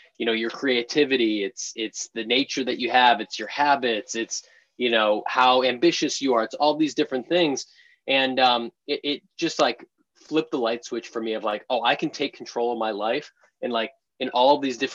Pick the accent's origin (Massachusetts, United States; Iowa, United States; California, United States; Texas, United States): Massachusetts, United States; just outside of Boston; moved away as an adult; now in San Francisco, United States; I grew up in just outside of Boston in the suburbs there.